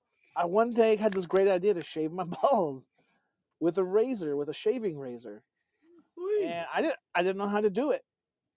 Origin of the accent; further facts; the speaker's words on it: California, United States; I'm from California.